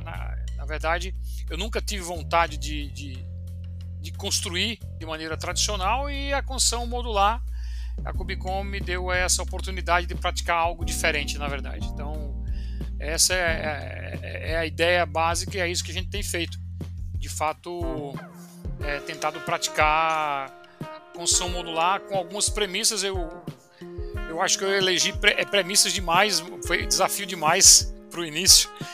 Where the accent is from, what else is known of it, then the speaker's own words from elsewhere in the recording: João Pessoa, Paraíba, Brazil; moved away as an adult; now in São Paulo, Brazil; vim para São Paulo, sou de João Pessoa. É, estudei lá na Universidade Federal, vim para São Paulo fazer mestrado